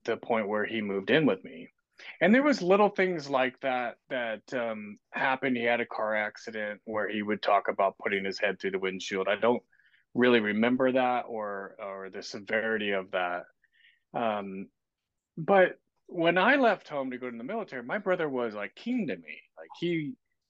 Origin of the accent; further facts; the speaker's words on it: Kansas City, United States; moved away as an adult; now in Southwest Washington, United States; I grew up in Kansas City on the same house on the same street my whole life with my brother